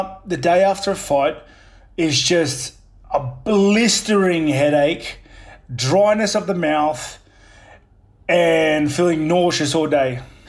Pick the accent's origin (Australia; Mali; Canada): Australia; also born or lived in New Zealand; Yeah, I was born in New Zealand, but literally it was kind of like an accidental birth in New Zealand. So, like, my mum was living here in Australia with my dad